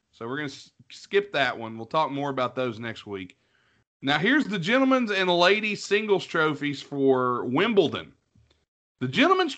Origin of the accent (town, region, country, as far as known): United States